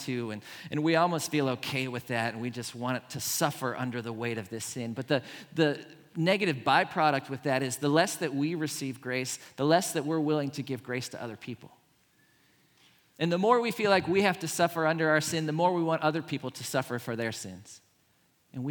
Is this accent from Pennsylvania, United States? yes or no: yes; Pittsburgh, Pennsylvania, United States; I grew up in Pittsburgh